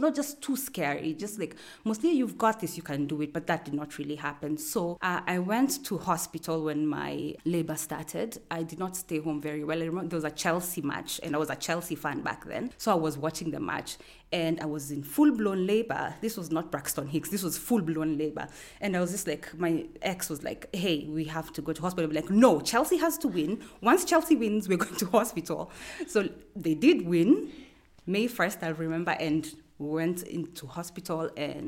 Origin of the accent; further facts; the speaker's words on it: Kenya; also born or lived in Nairobi / Garissa / Kiambu / Naro Moru; I am from Kenya. I consider myself from all around Kenya because I was born in Nairobi. But both my mom and dad were police officers, so we moved quite a bit. We've lived in Garissa, I've lived in Kiambu and Narumoro, I've lived in Maralal